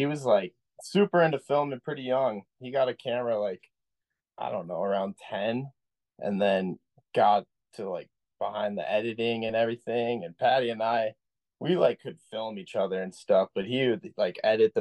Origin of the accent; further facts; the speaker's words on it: Minneapolis, Minnesota, United States; I'm from Minnesota in the Twin Cities, right there in Minneapolis, and grew up riding Highland Hills